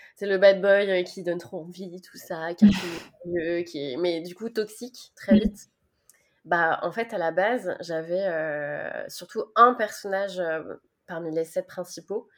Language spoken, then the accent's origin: French; Nantes, Pays de la Loire, France; je suis nantaise